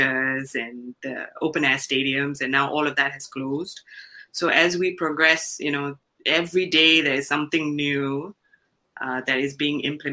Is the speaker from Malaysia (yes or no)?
yes; Kuala Lumpur, Malaysia; moved away as an adult; now in Singapore; I grew up in a place called Kampung Pandan, which is very close to, say, Sacred Heart of Jesus Church. That's where I was baptized. And then I later moved to Jesus Caritas, Kampung Baru, and grew up in Segambut. But moved to Singapore 13 years ago.